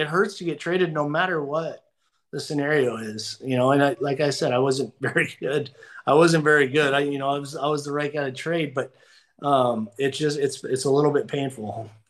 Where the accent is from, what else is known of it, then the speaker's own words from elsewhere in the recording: Southern California, United States; growing up in Southern California.